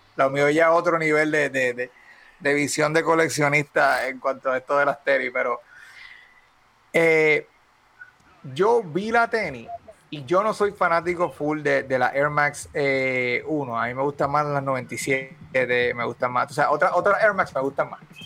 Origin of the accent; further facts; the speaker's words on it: Puerto Rico; cuando salimos de Puerto Rico